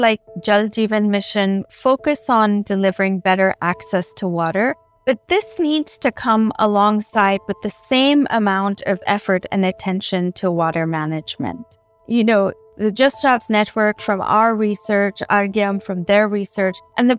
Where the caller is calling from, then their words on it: New Delhi, Delhi, India; I'm in New Delhi. I'm joining you from New Delhi right now.